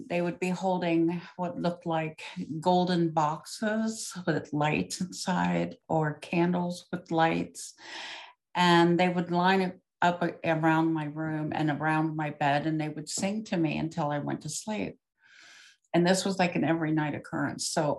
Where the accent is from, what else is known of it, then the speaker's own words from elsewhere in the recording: Ohio, United States; also born or lived in Circleville, Ohio; I was born in Ohio